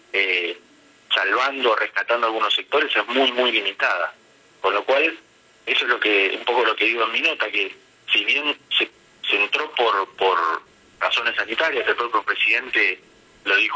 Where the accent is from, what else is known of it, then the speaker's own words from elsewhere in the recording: Necochea, Buenos Aires Province, Argentina; Eh, yo soy de Necochea, por ejemplo, y en Necochea hay seis, siete cajeros automáticos.